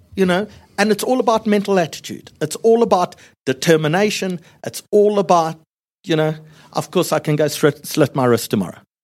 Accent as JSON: {"language": "English", "country": "South Africa", "said": "I come from South Africa."}